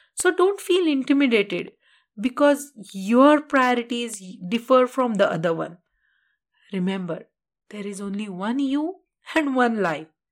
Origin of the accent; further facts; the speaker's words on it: India; being an Indian